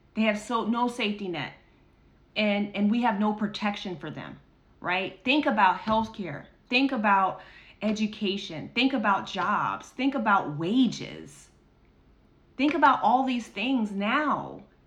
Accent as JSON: {"language": "English", "country": "United States", "said": "our rights as American citizens"}